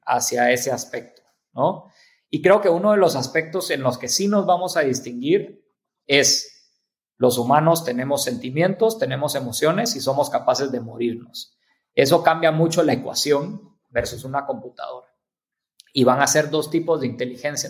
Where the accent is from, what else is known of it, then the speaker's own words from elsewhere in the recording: Mexico; como mexicanos, como latinoamericanos